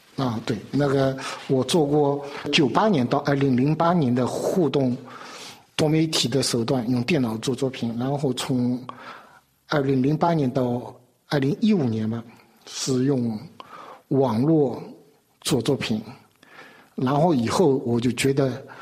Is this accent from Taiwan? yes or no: no; China; moved away as an adult; now in France; 移民的背景，我不在这里长大的，然后受的教育只受了最后一半的教育， 就是master，就是中国叫数十万那个，就是那个数码教育，就受了那一段，所以没有过像在中国，尤其从小学、中学 到大学